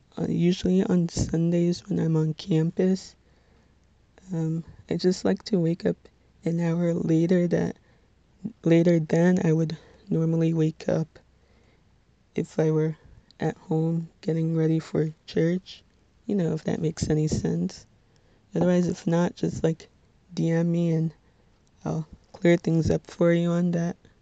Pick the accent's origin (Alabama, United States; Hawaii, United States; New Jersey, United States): New Jersey, United States; Little Ferry